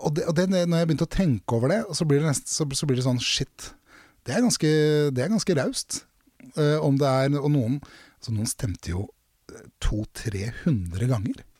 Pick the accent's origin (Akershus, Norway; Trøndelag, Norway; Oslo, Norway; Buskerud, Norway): Buskerud, Norway; Drammen; jeg er fra Konnerud i Drammen